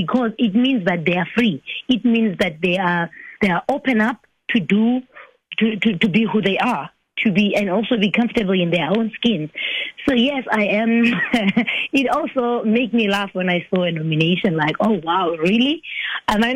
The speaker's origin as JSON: {"language": "English", "region": "Eastern Cape", "country": "South Africa", "said": "I'm coming from the Eastern Cape"}